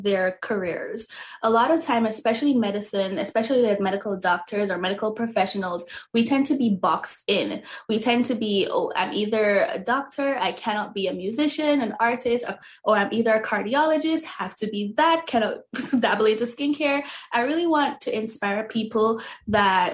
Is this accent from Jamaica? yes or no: yes; Jamaica; moved away; because I'm originally from Jamaica. So in Jamaica, you know, we use a lot of natural oils and all those things.